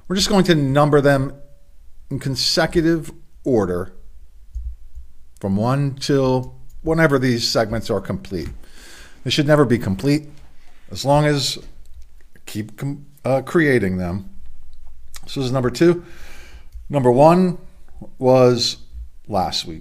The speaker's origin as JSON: {"language": "English", "town": "Middletown", "region": "Delaware", "country": "United States", "said": "from Middletown, Delaware"}